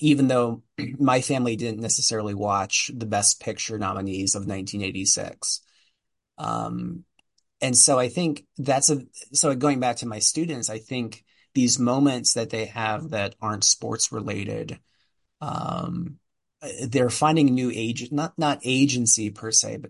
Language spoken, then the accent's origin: English; outside Philadelphia, Pennsylvania, United States; I grew up in outside Philadelphia